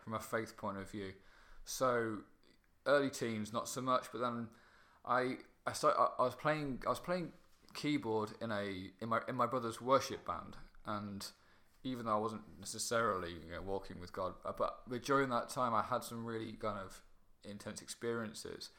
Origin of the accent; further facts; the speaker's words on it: Kirkby Mallory, East Midlands, United Kingdom; teenage years, I was living in a place called Kirkby Mallory, which is um, which is near Mallory Park